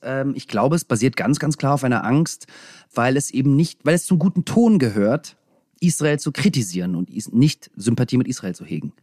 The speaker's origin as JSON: {"language": "German", "country": "Russia", "tie": "born or raised there", "moved": "yes", "said": "Das erste Mal, seitdem ich geboren bin in Russland, war ich dort"}